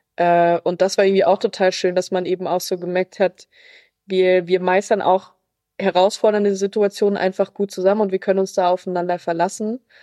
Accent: Germany; wir sind aus Deutschland

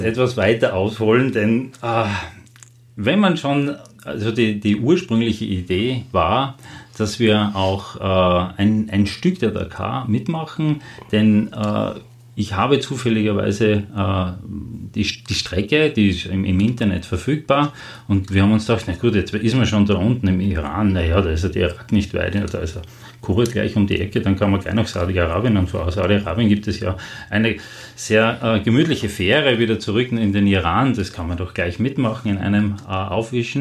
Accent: Austria; als Österreicher

